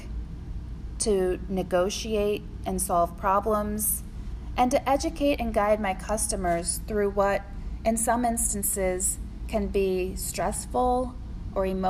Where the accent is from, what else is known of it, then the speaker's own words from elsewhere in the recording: Decatur, Illinois, United States; moved away as an adult; also born or lived in Champaign-Urbana, Illinois / Chapel Hill, North Carolina; now in St. Petersburg, United States; I'm originally from Decatur, Illinois, a small town in central Illinois surrounded by corn and soybeans